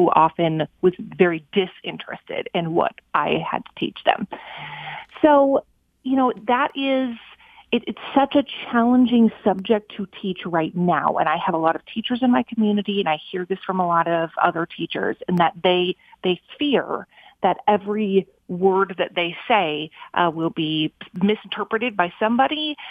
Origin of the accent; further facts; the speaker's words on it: Minnesota, United States; moved away as an adult; I wanted to move back to my hometown in Minnesota